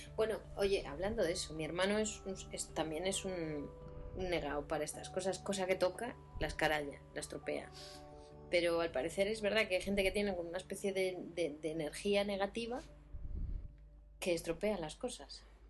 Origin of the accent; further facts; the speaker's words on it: A Coruña, Galicia, Spain; moved away as an adult; now in Istanbul, Turkey; nací en La Coruña y 32 años después pues he acabado en Estambul